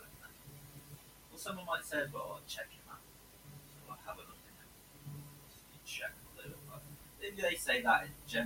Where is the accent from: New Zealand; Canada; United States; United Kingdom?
United Kingdom; England; So I come from England. That just means I'm from England, I was born in England.